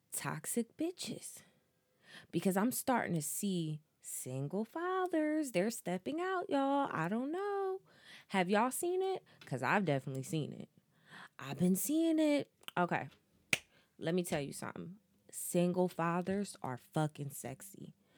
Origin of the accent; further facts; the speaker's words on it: New Jersey, United States; I'm from Jersey